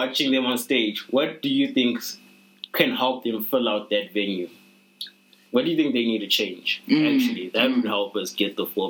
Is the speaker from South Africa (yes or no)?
yes; South Africa